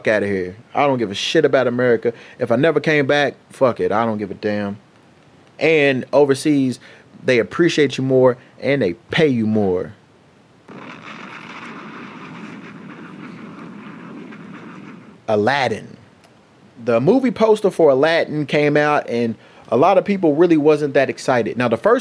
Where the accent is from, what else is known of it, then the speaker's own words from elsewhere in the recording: United States; I am an American